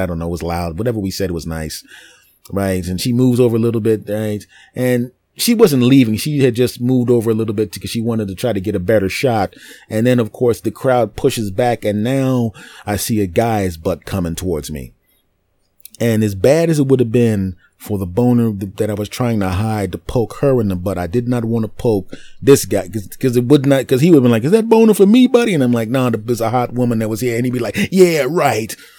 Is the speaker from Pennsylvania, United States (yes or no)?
yes; Philadelphia, Pennsylvania, United States; I'm originally from Philadelphia